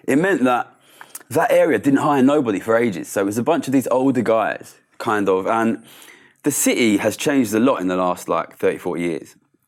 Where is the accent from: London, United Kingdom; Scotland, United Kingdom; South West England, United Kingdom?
London, United Kingdom; Ilford; I grew up in Ilford, which is in East London. Quite poor background